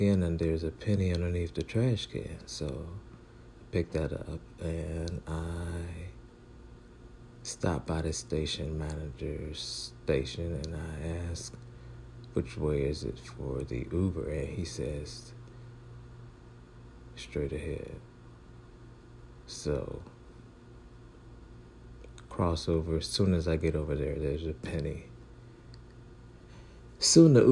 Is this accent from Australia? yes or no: no; Cleveland, Ohio, United States; also born or lived in Atlanta, Georgia; now in Washington, D.C., United States; I'm from Cleveland, Ohio, spent 13 years in Atlanta, Georgia